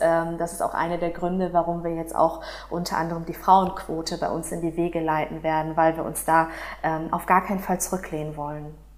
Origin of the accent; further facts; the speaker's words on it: Dortmund, North Rhine-Westphalia, Germany; Ich bin in Dortmund geboren und aufgewachsen